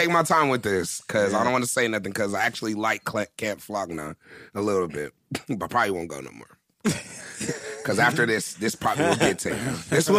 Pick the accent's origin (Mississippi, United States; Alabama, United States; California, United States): California, United States; Moreno Valley; I'm from Moreno Valley, my nigga. Everyone at this table's from Moreno Valley, my nigga.